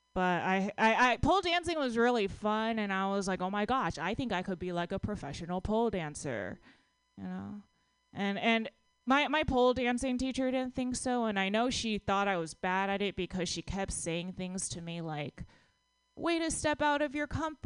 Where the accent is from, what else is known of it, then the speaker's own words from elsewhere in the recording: Texas, United States; now in San Francisco, United States; I'm from Texas